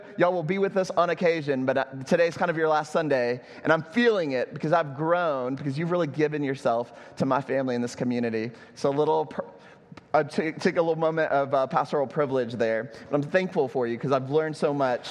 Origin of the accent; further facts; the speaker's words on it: Texas, United States; now in Puerto Rico; I'm from Texas